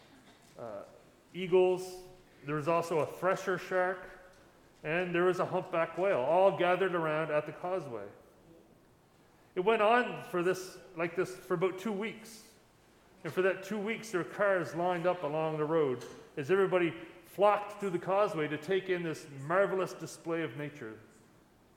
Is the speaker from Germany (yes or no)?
no; Lunenburg County, Nova Scotia, Canada; when I was growing up in Lunenburg County